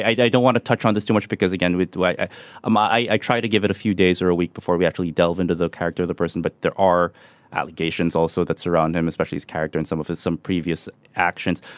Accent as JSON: {"language": "English", "town": "Manila", "region": "Metro Manila", "country": "Philippines", "tie": "born or raised there", "moved": "yes", "said": "my hometown Manila"}